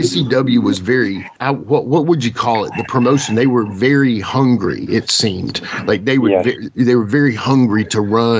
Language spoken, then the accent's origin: English; Mid-Atlantic, United States; I'm a Mid-Atlantic kid. We grew up in the Mid-Atlantic area